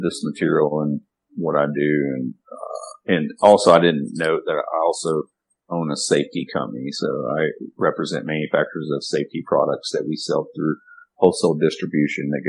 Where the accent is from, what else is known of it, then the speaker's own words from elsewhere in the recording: Arkansas, United States; moved away as an adult; I'm from the Mississippi Delta. I'm from Arkansas